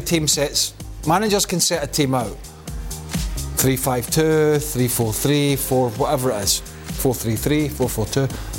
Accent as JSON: {"language": "English", "country": "United States", "said": "I'm American."}